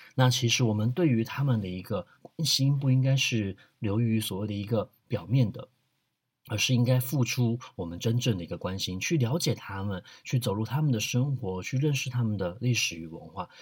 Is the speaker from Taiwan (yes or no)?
yes; Taiwan; 我们台湾人